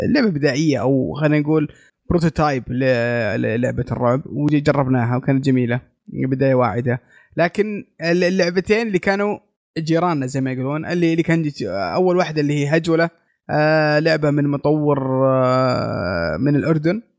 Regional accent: Saudi Arabia; عندنا في السعوديه

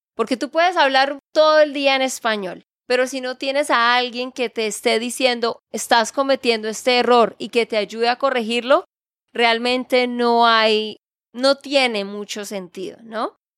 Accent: Santander, Colombia; de Santander, Colombia

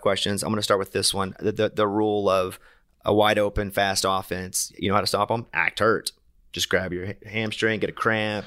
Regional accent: Arkansas, United States; moved away; I'm from, I'm from Arkansas

